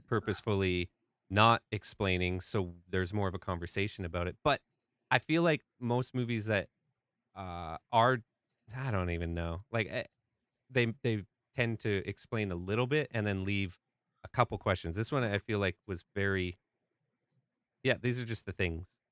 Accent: Canada; I'm Canadian

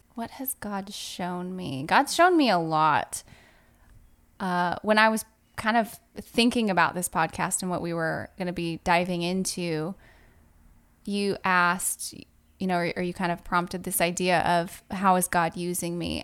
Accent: Southern California, United States; moved away as an adult; also born or lived in Virginia; now in Pensacola, United States; I am actually originally from Southern California. It's like, uh, two hours north of San Diego.

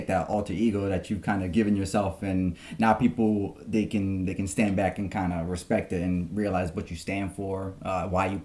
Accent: New York City, New York, United States; moved away as an adult; now in Wappingers Falls, United States; Originally, I'm from New York City. I was born in the Bronx, and I lived there for most of my life. And then I moved up here around 2010

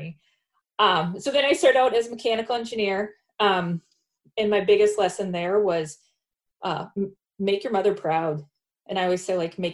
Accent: Faribault, Minnesota, United States; I am Minnesota born and bred. I grew up in Faribault, Minnesota in a small town.

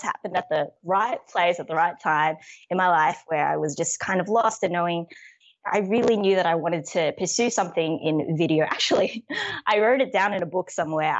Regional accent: Australia; I'm full Filipino by blood, but I was born and raised in Australia.

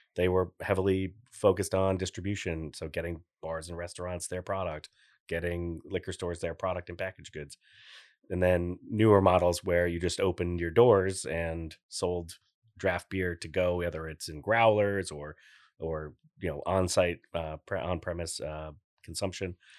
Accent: Newport, Rhode Island, United States; also born or lived in Portsmouth, Rhode Island; I'm born and raised there. My wife's from Middletown. We live in Portsmouth. I was born in Newport

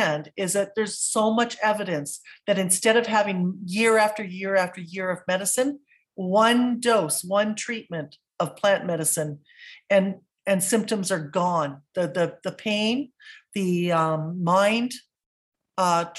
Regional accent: West Coast, British Columbia, Canada; I grew up on the West Coast

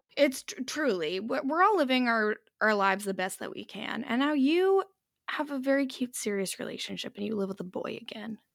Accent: Canada; we always will have, like, a Canadian flag on our luggage

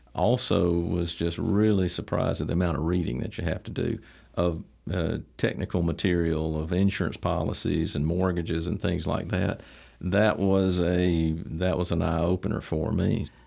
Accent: Troy, Alabama, United States; I was, uh, born here in Troy. Troy's home to me, been here since back since nineteen seventy

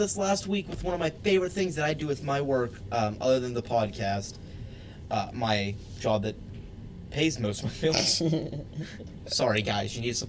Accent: Georgia, United States; now in Uniontown, United States; Atlanta, it's my hometown. Not my hometown, but my home state

